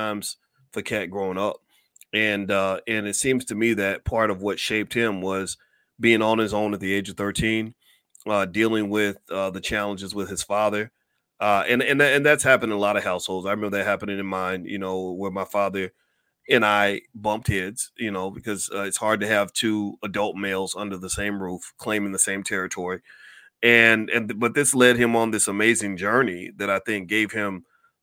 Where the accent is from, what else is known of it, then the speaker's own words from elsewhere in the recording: Kentucky, United States; I'm from Kentucky